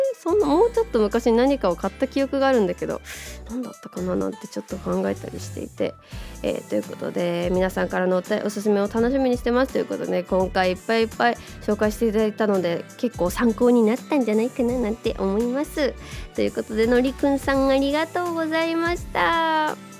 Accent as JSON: {"language": "Japanese", "region": "Kanto", "country": "Japan", "tie": "born or raised there", "said": "自分の地元に近いところとかさ、まあ、その東京周辺関東圏内"}